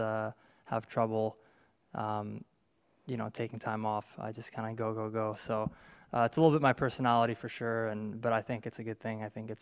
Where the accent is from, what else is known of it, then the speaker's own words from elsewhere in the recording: Canada; my home country